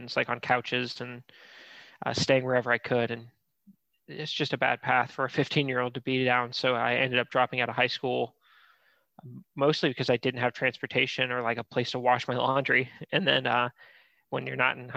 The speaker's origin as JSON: {"language": "English", "region": "Florida", "country": "United States", "tie": "born or raised there", "moved": "yes", "lives_now": "Columbus, United States", "said": "I grew up in Florida."}